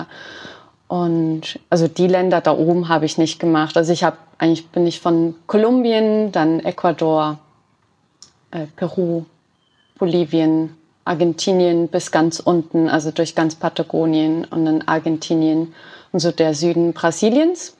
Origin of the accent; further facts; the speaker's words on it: Switzerland; bei uns in der Schweiz